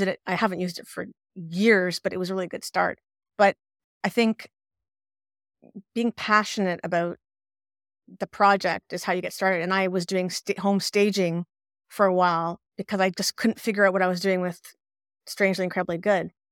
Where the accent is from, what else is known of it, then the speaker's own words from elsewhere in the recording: Ottawa, Ontario, Canada; moved away as an adult; now in Quebec, Canada; in Quebec, where I live, but I was, we're from Ottawa, but I ended up here, living here later on in life